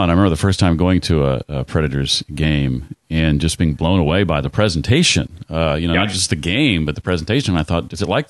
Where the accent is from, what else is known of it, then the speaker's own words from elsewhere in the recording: Indianapolis, Indiana, United States; as a young kid growing up in Indianapolis